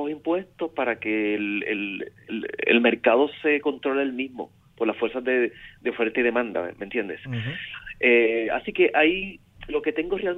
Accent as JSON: {"language": "Spanish", "country": "Puerto Rico", "said": "Como puertorriqueño, yo no, no, no puedo quitarme eso de mi cristal. Yo, yo, yo miro toda mi cobertura desde la óptica boricua"}